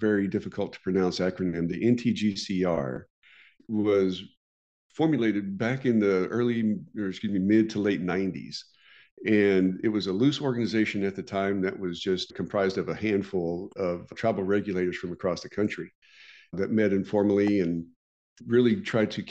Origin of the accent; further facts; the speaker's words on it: Oklahoma, United States; my home state of Oklahoma